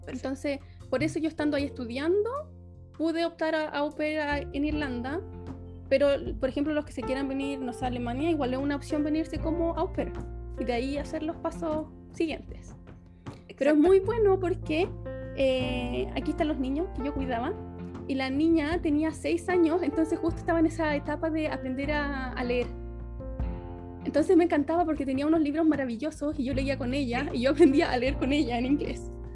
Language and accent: Spanish; Angol, Araucanía, Chile; moved away as an adult; also born or lived in Santiago, Chile; now in Düsseldorf, Germany; Yo soy de Chile, soy, soy bioquímica, estudié en Santiago, pero yo soy de Angol, soy del sur de Chile